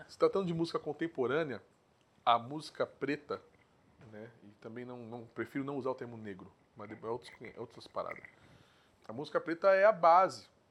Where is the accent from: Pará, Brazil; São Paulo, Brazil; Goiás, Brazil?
São Paulo, Brazil; Guarulhos; eu sou nascido e criado em Guarulhos, né? nessa cidade aqui.